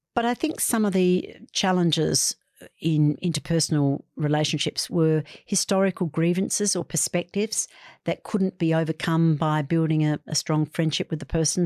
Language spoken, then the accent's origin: English; Western Australia, Australia; I come from Western Australia.